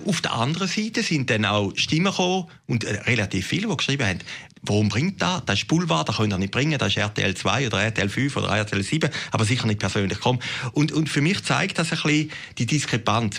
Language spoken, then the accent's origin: German; Switzerland; als Schweizer